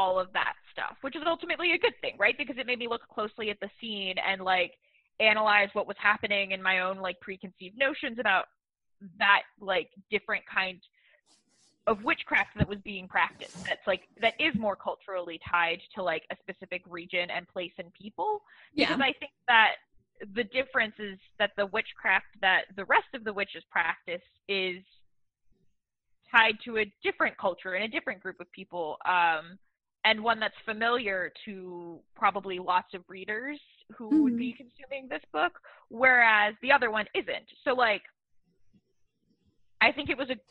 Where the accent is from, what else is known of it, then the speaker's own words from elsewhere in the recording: United States; culturally I'm an American